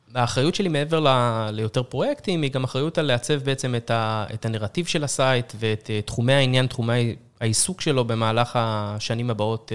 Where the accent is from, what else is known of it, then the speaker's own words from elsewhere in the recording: Israel; עם כל היכולת שלנו כישראלים